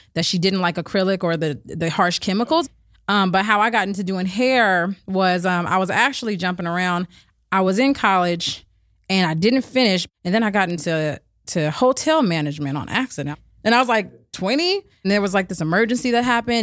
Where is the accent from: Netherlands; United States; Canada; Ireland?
United States; Berkeley, California; also born or lived in Oakland; I actually grew up between Berkeley and Oakland